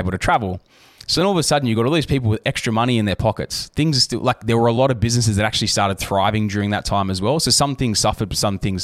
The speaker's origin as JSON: {"language": "English", "area": "Southern Highlands", "region": "New South Wales", "country": "Australia", "said": "I'm from the Highlands"}